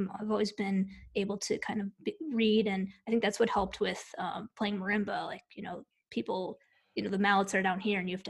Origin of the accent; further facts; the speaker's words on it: Chicago suburbs, Illinois, United States; now in Knoxville, United States; I'm from the Chicago suburbs. Oh. And 30 to 45 minutes outside of Chicago.